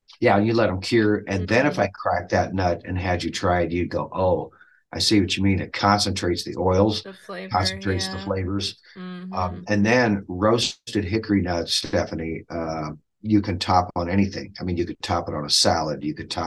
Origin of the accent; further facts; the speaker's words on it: Dodge, Nebraska, United States; But I grew up in Dodge, Nebraska, which is just north and west of Fremont, about 30 minutes